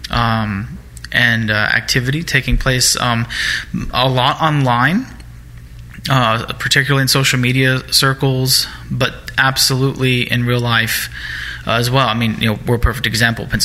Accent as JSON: {"language": "English", "country": "Germany", "tie": "born or raised there", "said": "you know I grew up in Germany where anti-Semitic and Holocaust education are um, you know uh, mandatory."}